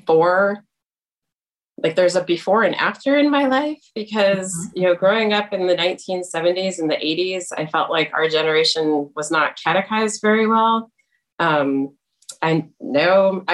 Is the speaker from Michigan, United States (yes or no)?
yes; East Lansing, Michigan, United States; moved away as an adult; also born or lived in Indiana / North Carolina; now in Indianapolis, United States; I grew up in East Lansing, Michigan